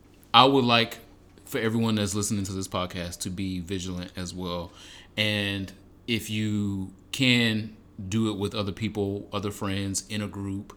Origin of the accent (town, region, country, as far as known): Michigan, United States; born or raised there